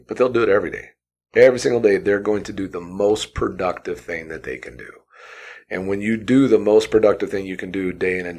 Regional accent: Southern Indiana, United States; moved away as an adult; also born or lived in Purdue University, Indiana / Arizona; now in Boise, United States; I grew up in Southern Indiana

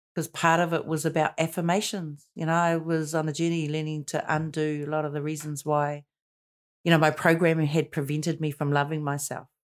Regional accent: Auckland, New Zealand; born and raised in Paku, in Pakaranga

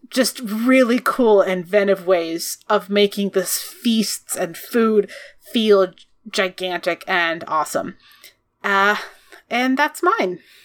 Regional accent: United States; we're American.

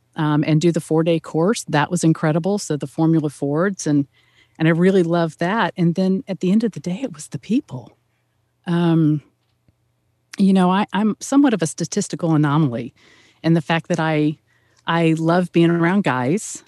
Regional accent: Atlanta, Georgia, United States; also born or lived in Indianapolis, Indiana; now in Auburn, United States; I hail from Atlanta, Georgia. Um, born and raised there, one of the natives

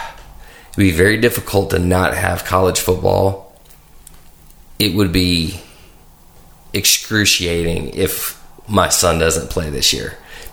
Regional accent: Brentwood, Tennessee, United States; now in Nolensville, United States; I grew up in Brentwood

